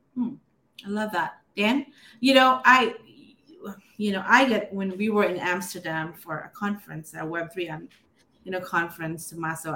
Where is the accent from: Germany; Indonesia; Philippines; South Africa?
Philippines; I grew up in the Philippines